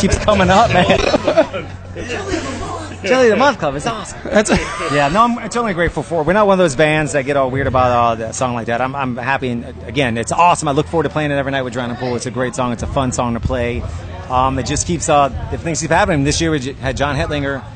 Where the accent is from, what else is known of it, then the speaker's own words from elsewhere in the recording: New Orleans, Louisiana, United States; moved away as an adult; now in Dallas, United States; my brother and I grew up in New Orleans, and I moved to Dallas in 96